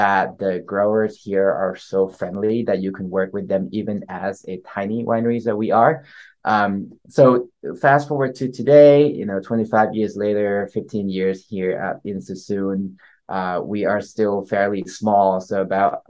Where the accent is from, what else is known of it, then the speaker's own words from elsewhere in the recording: Bangkok, Thailand; moved away; also born or lived in East Coast, United States; I grew up in Bangkok, Thailand.